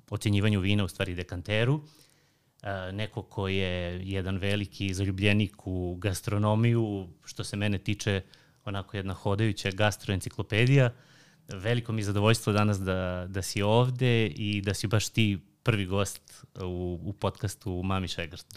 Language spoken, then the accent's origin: Croatian; Pirot, Southern and Eastern Serbia, Serbia; ja sam iz Pirota, pa da, da ono, volio sam da, kao da vam predstavim ovo, malo gastronomiju Pirota